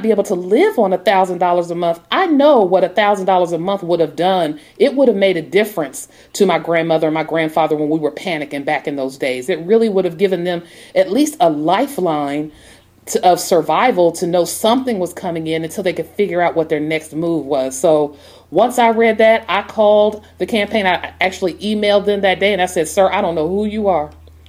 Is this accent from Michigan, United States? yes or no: no; Portsmouth, Ohio, United States; I'm from Ohio. I'm from the Midwest. I'm from one of those small towns, Portsmouth, Ohio. It's on the Ohio River. It borders Kentucky and West Virginia.